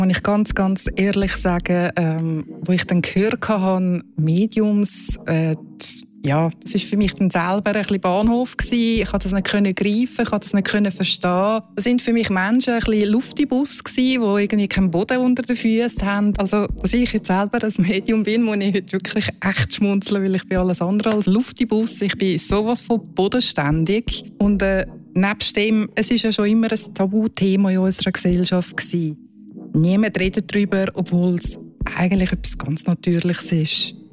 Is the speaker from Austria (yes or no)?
no; Zurich, Switzerland; Ich bin eine Serbin, in Zürich geboren und aufgewachsen